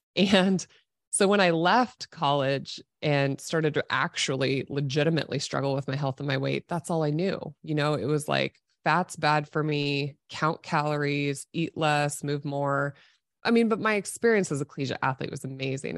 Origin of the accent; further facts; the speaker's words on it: Nebraska, United States; I was born and raised in Nebraska, grew up as an athlete